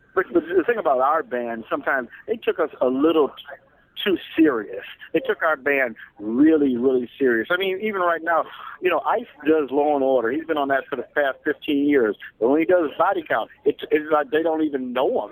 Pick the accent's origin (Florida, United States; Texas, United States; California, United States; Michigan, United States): California, United States; Los Angeles; I grew up in South Central